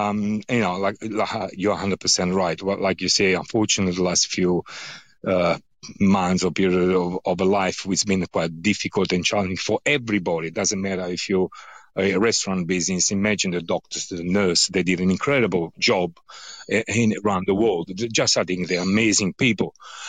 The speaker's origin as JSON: {"language": "English", "town": "Naples", "region": "Campania", "country": "Italy", "second_language": "English", "said": "I'm very particular on fry because I'm from Naples, so frittura for us is extremely important."}